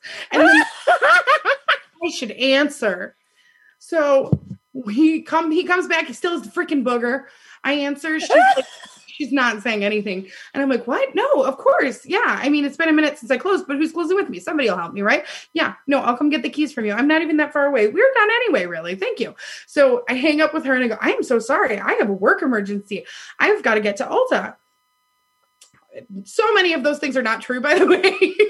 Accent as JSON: {"language": "English", "region": "Ohio", "country": "United States", "tie": "born there", "said": "Like, Stacey's always like, Ohio doesn't suck. I was born in Ohio."}